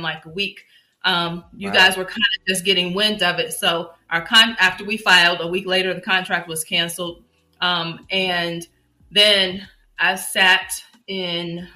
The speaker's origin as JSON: {"language": "English", "town": "Chicago", "region": "Illinois", "country": "United States", "moved": "yes", "said": "I'm from Chicago."}